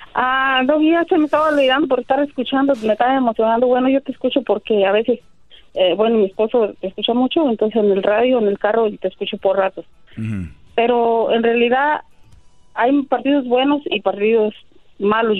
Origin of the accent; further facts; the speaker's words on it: El Salvador; Yo soy de El Salvador